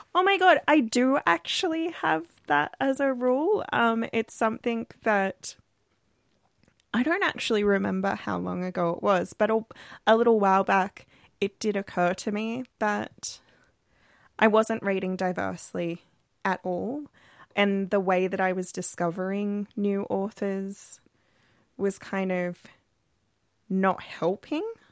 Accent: Australia; We're an Australian podcast

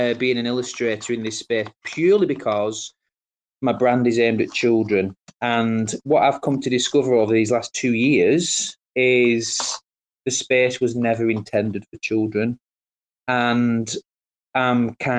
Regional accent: Colne, North West England, United Kingdom; I'm actually from Lancashire. I'm from Colne in Lancashire.

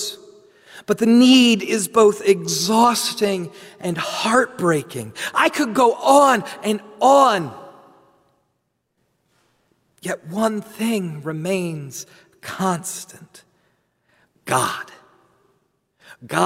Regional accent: New Jersey, United States; I'm from New Jersey

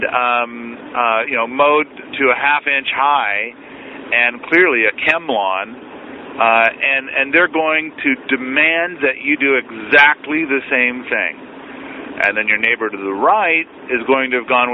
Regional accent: United States; as an American

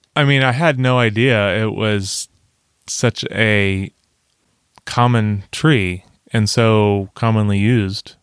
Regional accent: United States; we're American

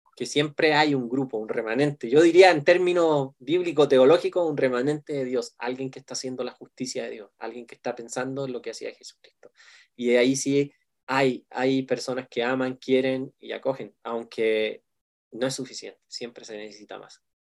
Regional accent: Chile; now in Mexico City, Mexico; yo soy un pastor chileno pero que vive aquí en la gran ciudad de México

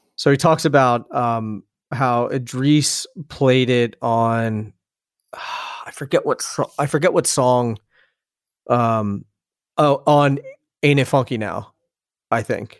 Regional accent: Philadelphia, Pennsylvania, United States; moved away; also born or lived in Hoboken, New Jersey; I grew up in Philadelphia, outside of Philadelphia.

